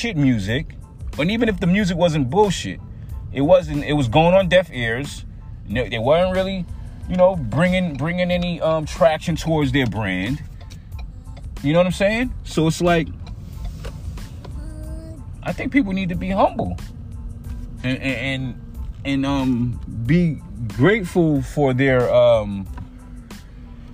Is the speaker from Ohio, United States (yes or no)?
no; New York City, New York, United States; I'm from Staten Island.